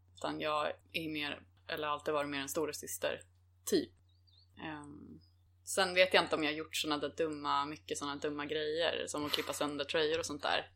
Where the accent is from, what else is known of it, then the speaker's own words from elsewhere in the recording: Mariefred, Södermanland, Sweden; Sen så flyttade vi till Mariefred ut på landet